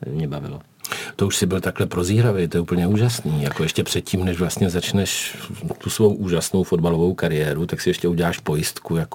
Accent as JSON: {"language": "Czech", "region": "South Moravian Region", "country": "Czechia", "said": "když jsem se rodil, tak v naší porodnici malovali, takže mě taky vezli do Hodonína, protože jsem z Jižní Moravy."}